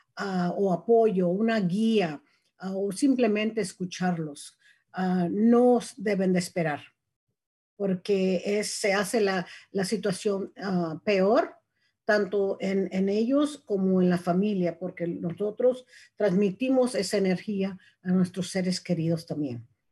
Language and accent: Spanish; Mexico; now in Marin County, United States; soy mexicana